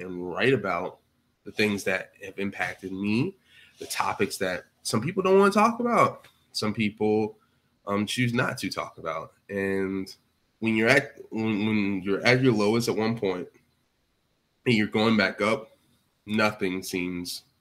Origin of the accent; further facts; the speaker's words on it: Georgia, United States; I'm from Georgia.